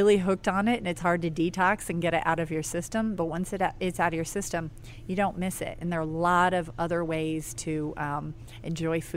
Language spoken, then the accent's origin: English; New England, United States; also born or lived in Dublin, Ireland; I grew up in the New England area